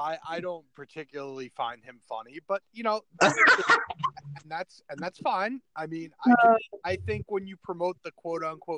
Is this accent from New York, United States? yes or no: yes; New York City, New York, United States; moved away as an adult; also born or lived in Brooklyn; now in Florida, United States; So, I am originally from New York City. I was born in Brooklyn, raised on Staten Island. I moved out to Florida in 2009